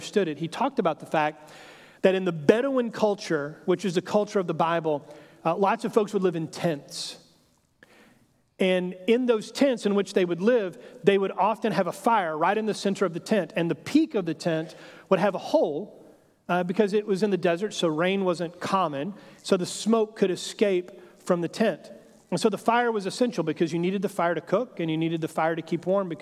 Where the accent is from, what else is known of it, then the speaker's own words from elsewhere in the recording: Texas, United States; I grew up in Texas, and so kind of Western heritage and culture has always been something that has kind of fascinated my imagination